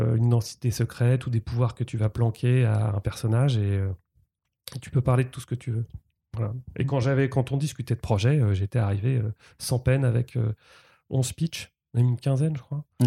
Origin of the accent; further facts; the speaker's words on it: Rouen, Normandy, France; moved away as an adult; je suis né à Rouen euh, j'ai 45 ans, j'ai passé 20 ans en Normandie